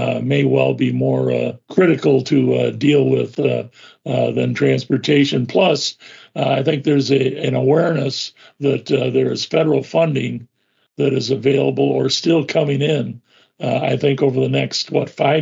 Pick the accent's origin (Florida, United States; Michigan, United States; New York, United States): Michigan, United States; Flushing; my hometown of Flushing